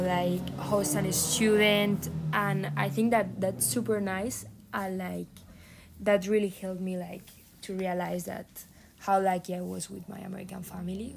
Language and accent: English; near Madrid, Community of Madrid, Spain; English is a second language; moved away as an adult; now in San Diego, United States; I come from Spain, near Madrid.